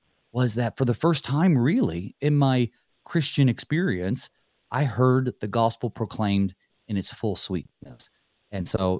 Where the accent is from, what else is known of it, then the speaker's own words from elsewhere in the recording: North Carolina, United States; I'm from North Carolina in the mountains